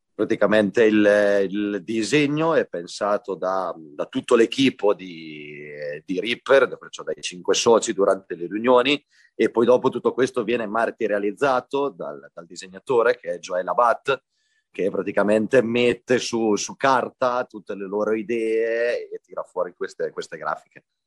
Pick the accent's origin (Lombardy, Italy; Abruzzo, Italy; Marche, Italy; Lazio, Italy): Abruzzo, Italy; now in Spain; è un piacere per noi qui dalla Spagna supportare un programma così fatto nel, nella mia terra di origine